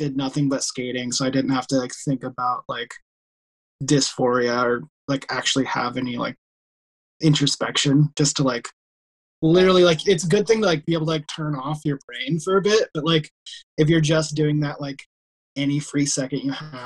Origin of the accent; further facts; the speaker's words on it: Iowa, United States; I'm actually from Iowa, and which, like, I grew up, like, 3 hours away from where I live now.